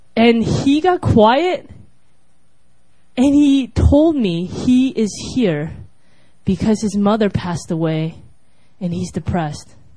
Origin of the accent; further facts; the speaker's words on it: United States; I was from America